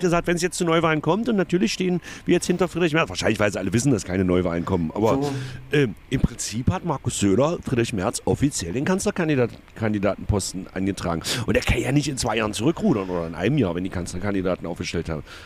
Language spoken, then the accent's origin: German; the East, eastern Germany, Germany; bei uns im Osten